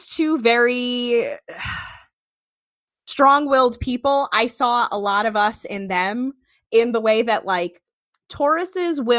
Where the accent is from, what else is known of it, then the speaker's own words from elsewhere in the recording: New Jersey, United States; we're all Jersey folk.